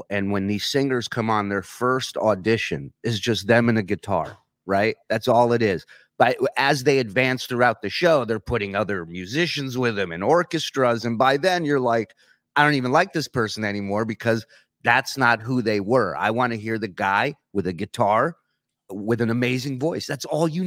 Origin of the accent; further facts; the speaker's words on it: New York, United States; moved away as an adult; now in Alabama, United States; I'm in Alabama now. I'm a Jew from New York